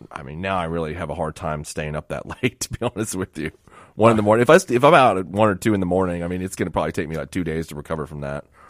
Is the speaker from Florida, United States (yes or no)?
yes; Miami, Florida, United States; I grew up in Miami